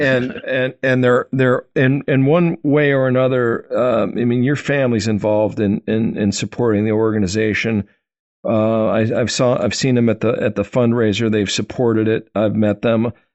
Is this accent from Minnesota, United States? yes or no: no; Wisconsin, United States; I grew up in Wisconsin